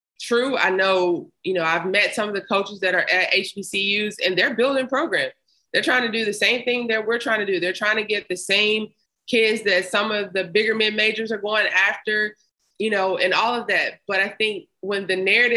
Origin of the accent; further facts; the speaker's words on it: Memphis, Tennessee, United States; I grew up in Memphis